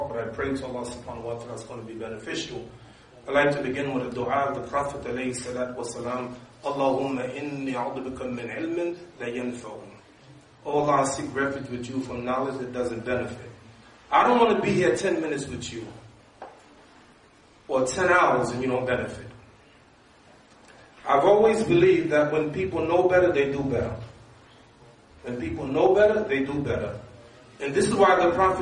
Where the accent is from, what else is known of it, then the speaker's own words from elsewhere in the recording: New York, United States; I'm from New York